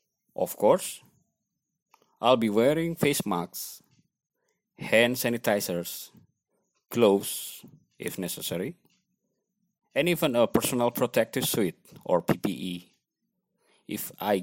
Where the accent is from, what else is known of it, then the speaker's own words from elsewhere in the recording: Malang, East Java, Indonesia; now in Bali, Indonesia; I am from Malang, East Java, Indonesia, and then I currently based in Bali, Indonesia.